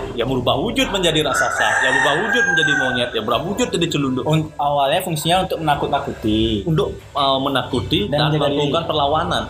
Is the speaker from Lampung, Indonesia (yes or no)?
no; Sanur, Bali, Indonesia; saya sebagai one lokal asli Lemali Sandor